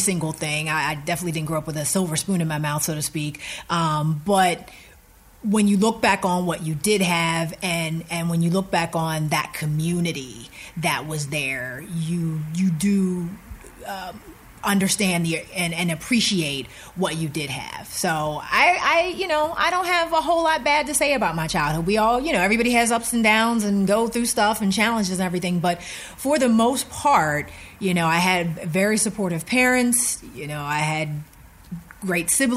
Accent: Rankin, Pennsylvania, United States; moved away as an adult; I'm from a small borough right outside of the city of Pittsburgh called Rankin, Pennsylvania

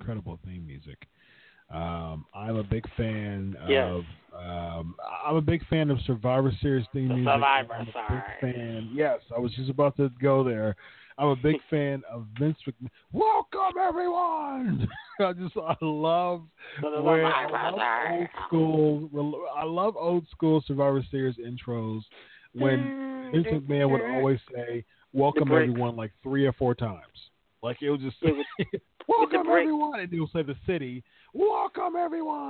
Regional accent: Ohio, United States; that was in my home state, Richfield

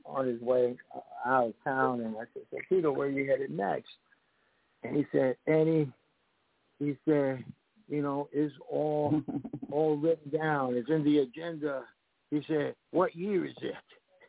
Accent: New York City, New York, United States; I'm Puerto Rican. I grew up in the Bronx.

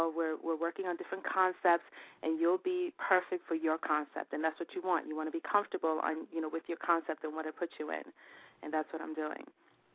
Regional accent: New York City, New York, United States; It's going to be in my hometown

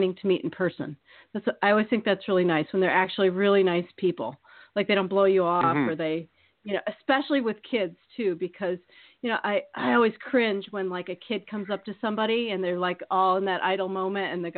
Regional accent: Iowa, United States; I grew up in Iowa

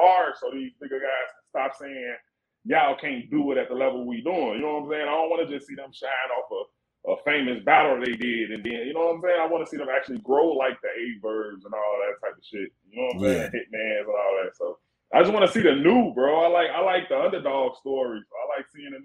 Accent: Chicago, Illinois, United States; I'm from Chicago, nigga. I grew up right across the street from the United Center

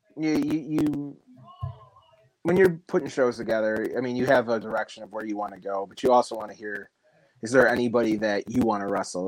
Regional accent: Chicago suburbs, Illinois, United States; born and raised in the Chicago Burbs

